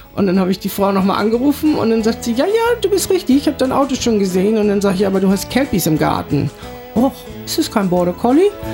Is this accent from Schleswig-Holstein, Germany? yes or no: yes; Kiel, Schleswig-Holstein, Germany; moved away as an adult; also born or lived in Yeppoon, Australia; now in Brisbane, Australia; ich bin ursprünglich aus Kiel